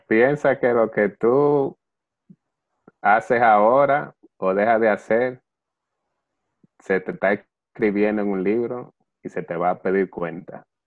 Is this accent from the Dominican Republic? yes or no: yes; Dominican Republic; nosotros, como dominicanos y como cristianos